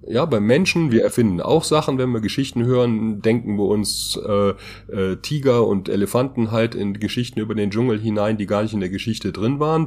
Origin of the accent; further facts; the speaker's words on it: Germany; als Deutsche